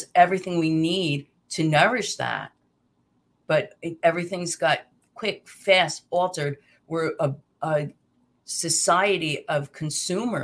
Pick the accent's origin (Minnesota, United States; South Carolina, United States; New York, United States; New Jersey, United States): New Jersey, United States; I'm from Jersey, so we say aunt